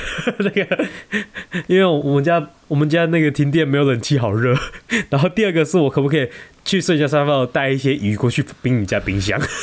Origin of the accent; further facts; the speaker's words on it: Taiwan; 我们台湾人很喜欢在地震的时候发现洞